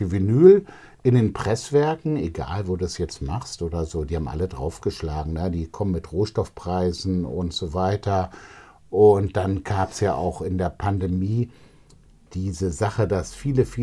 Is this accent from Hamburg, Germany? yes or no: no; Düsseldorf, North Rhine-Westphalia, Germany; Ja, ich mag auch Gerresheim irgendwie. Ne? Also Gerresheim ist meine alte Heimat